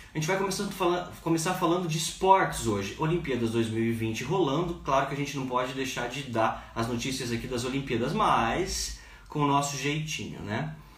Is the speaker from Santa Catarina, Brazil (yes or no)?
yes; Joinville, Santa Catarina, Brazil; eu sou de Joinville